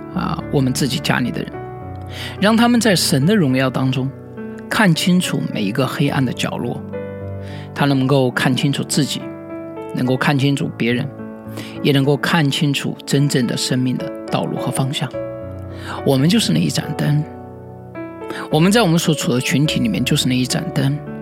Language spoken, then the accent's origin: Chinese; China; 我们中国人